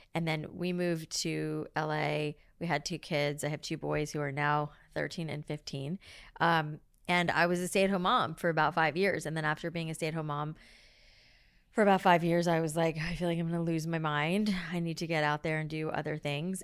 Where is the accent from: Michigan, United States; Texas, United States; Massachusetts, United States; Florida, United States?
Florida, United States; South; I grew up in South Florida